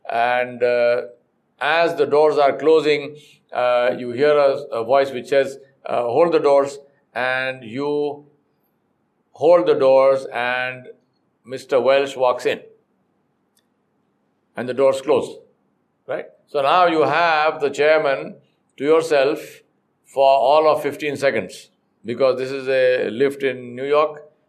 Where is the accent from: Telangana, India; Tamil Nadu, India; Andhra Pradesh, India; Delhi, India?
Telangana, India; Hyderabad; I am from Hydro, Hyderabad.